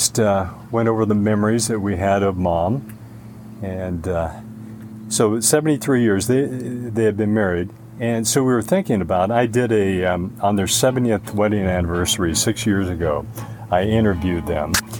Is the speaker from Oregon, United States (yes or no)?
yes; Oregon, United States; moved away; I was born and raised in Oregon